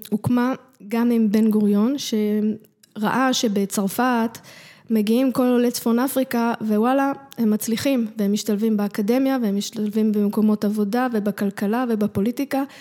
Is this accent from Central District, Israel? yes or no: no; Jerusalem, Jerusalem District, Israel; בתוך הבית, הבית שלנו היה מסורת מרוקו, חגים, תפילה, מאכלים, אה, כל מה ש... הכל, חגיגות משפחתיות, זה היה מאוד מרוקאי.